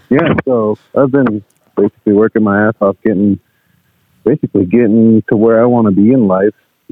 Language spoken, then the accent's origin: English; Denver, Colorado, United States; I was born in Denver.